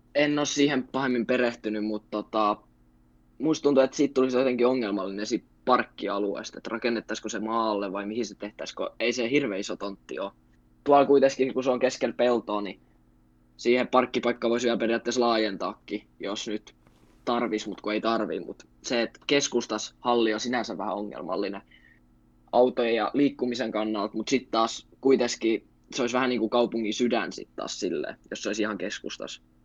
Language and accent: Finnish; Turku, Southwest Finland, Finland; asunut koko iän Turussa ja synnyin tänne